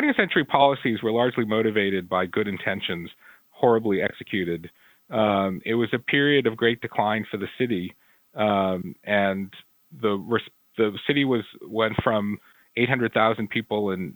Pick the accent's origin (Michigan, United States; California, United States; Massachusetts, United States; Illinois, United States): Massachusetts, United States; Boston; I'm from Boston